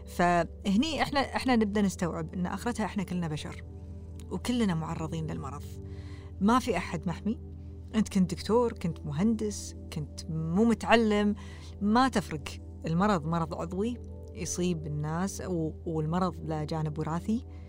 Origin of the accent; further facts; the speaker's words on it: Kuwait; also born or lived in Canada; احنا ككويتيين